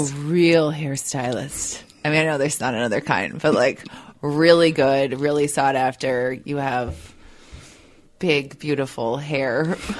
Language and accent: English; Minnesota, United States; accent: Minnesota; my Minnesota accent